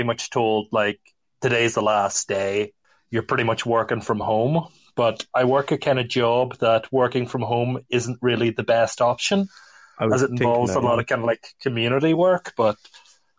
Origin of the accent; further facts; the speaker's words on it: Northern Ireland, United Kingdom; I'm from Northern Ireland, which would be part of the UK